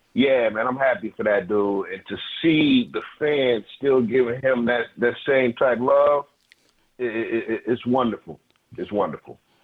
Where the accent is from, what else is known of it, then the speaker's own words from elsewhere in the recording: Detroit, Michigan, United States; moved away; I'm from Detroit